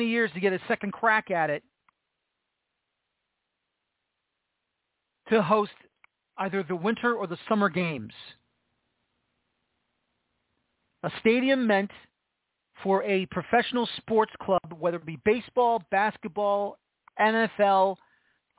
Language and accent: English; New York City, New York, United States; I'm from New York City. I'm from the Bronx